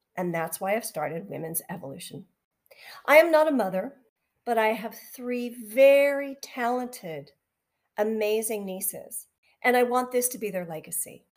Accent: just outside of Vancouver, British Columbia, Canada; I was born and raised just outside of Vancouver.

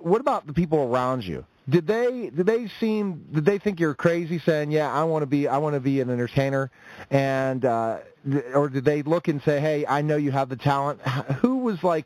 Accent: Pittsburgh, Pennsylvania, United States; I'm from Pittsburgh

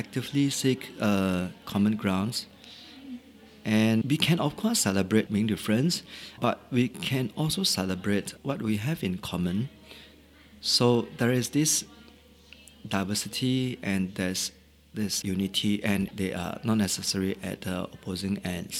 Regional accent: Singapore; also born or lived in Shanghai; I'm first a Singaporean, and second, my ethnic roots as in Chinese

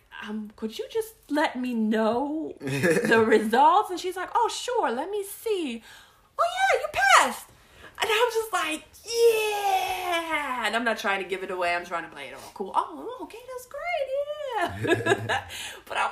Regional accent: Germany; moved away; I'm from Germany

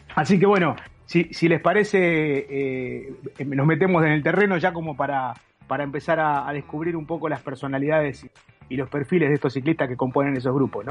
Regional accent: Berazategui, Buenos Aires Province, Argentina; Yo soy de Verazante y en zona de Quilmes

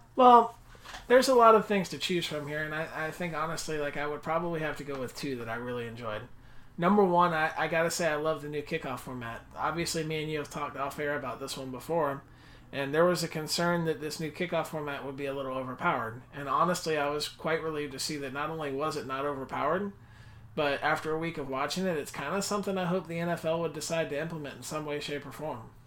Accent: Florida, United States; growing up in Florida, big S E C fan

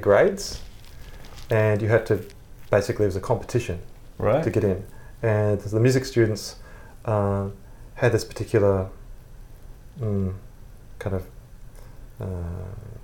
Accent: Brisbane, Queensland, Australia; I grew up in Brisbane from age of 5

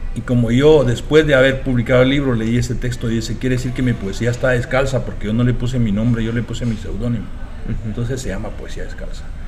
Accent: Guatemala; moved away as an adult; now in United States

